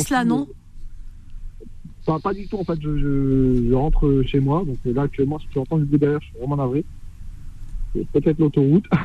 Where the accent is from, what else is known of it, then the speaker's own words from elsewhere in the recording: Algeria; now in France; Bah, moi, je suis algérien d'origine.